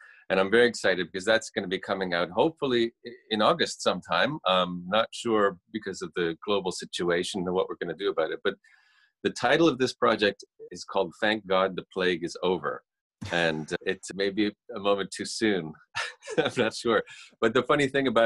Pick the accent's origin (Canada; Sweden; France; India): Canada; Toronto, Ontario; I'm a musician from Canada. Toronto, Canada.